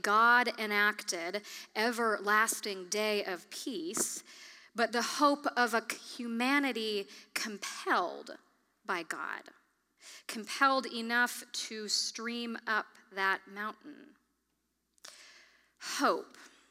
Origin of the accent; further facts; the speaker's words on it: Kalamazoo, Michigan, United States; my hometown of Kalamazoo, Michigan